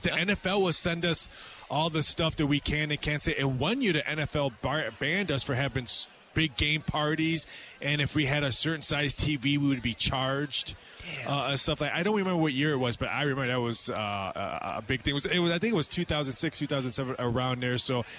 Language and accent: English; Chicago, Illinois, United States; I'm actually from Chicago